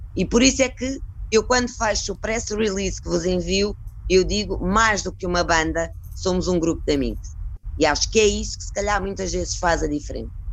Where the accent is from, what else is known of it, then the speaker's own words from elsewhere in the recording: Cascais, Lisbon, Portugal; como somos de Cascais